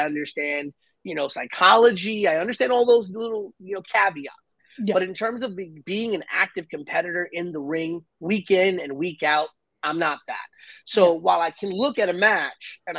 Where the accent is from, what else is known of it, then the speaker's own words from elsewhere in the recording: New York City, New York, United States; first language English; I was born and raised here in New York City